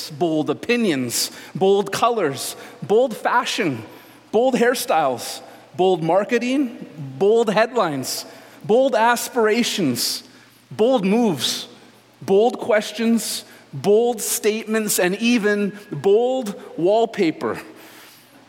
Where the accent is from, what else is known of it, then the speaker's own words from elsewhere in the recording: Canada; As Canadian Christians